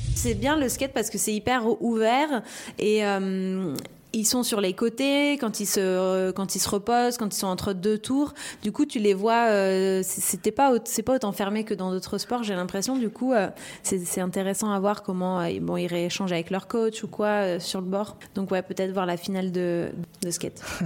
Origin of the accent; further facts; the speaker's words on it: La Réunion, France; j'ai grandi à La Réunion. je suis française